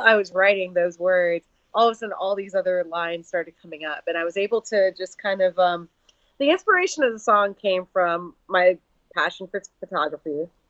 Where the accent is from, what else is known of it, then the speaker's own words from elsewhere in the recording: New York City, New York, United States; moved away as an adult; now in Seattle, United States; I was born and raised in New York City um, and I have been living out in Seattle for the last eight months